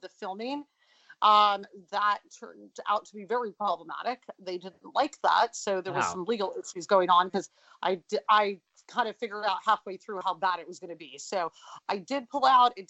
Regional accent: Los Angeles, California, United States; moved away as an adult; also born or lived in London, United Kingdom / Paris, France / Milan, Italy; now in New York, United States; I was born and raised

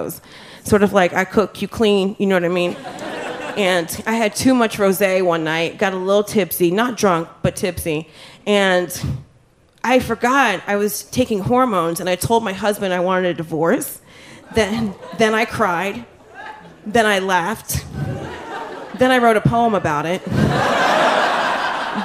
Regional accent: New Jersey, United States; I'm from Jersey

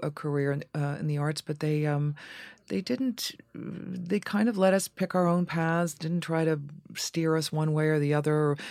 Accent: Dayton, Ohio, United States; also born or lived in Boston / Cincinnati; from Cincinnati to Dayton, Ohio, where I spent my formative years

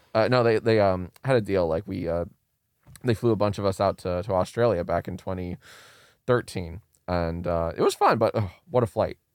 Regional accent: Maryland, United States; moved away as an adult; now in Los Angeles, United States

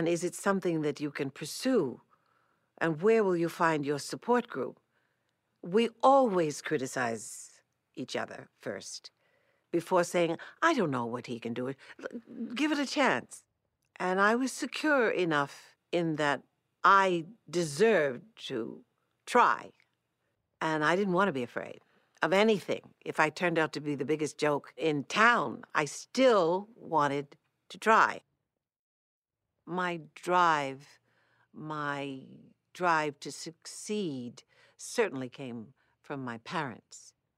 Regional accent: New York City, New York, United States; I grew up in Manhattan, New York City. I'm certainly a New York City person. Fortunately, I had, because of growing up in New York City, the world to relate to every day from the time I was in elementary school.

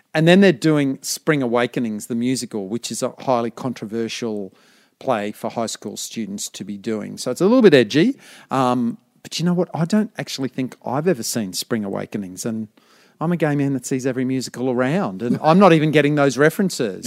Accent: Brisbane, Queensland, Australia; I'm from Brisbane

